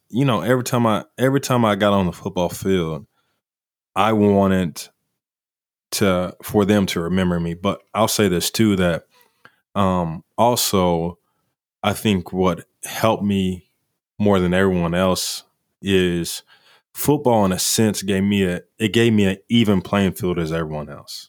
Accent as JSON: {"language": "English", "town": "Kingfisher", "region": "Oklahoma", "country": "United States", "said": "I'm from Kingfisher."}